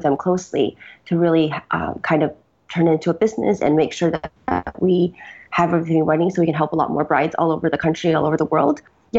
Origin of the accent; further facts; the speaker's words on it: Beijing, China; also born or lived in United States; so I grew up, kind of between the US and China. I was born in Beijing originally